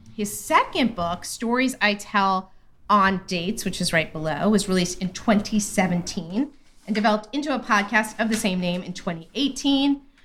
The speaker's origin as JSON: {"language": "English", "region": "California", "country": "United States", "said": "I'm from California."}